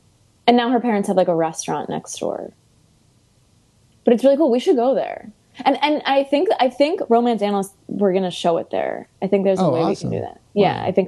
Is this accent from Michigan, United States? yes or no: no; Chicago, Illinois, United States; accent: Chicago; now in New York, United States; My Chicago accent has come out more.